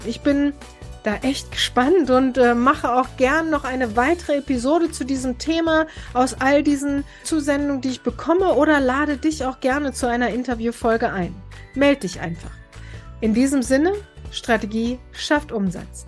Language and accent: German; Braunschweig, Lower Saxony, Germany; Bei uns in Braunschweig